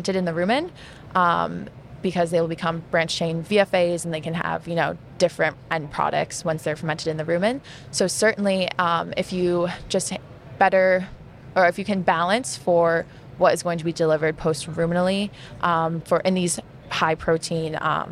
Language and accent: English; near Syracuse, Central New York, United States; moved away; I'm originally from Central New York, not too far from Syracuse